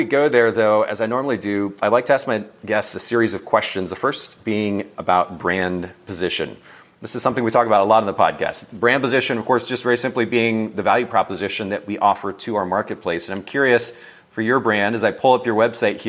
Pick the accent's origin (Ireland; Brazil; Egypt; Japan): Japan; I don't know if you know this, Leandra, but I grew up in Japan, and my last name in Japan, the way that the Japanese people pronounce it is ….